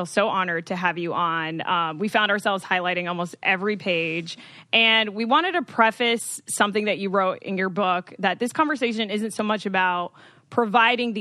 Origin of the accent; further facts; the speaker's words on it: United States; I am Dominican, so I am a white Latinx female, but I've actually been very confused growing up in the States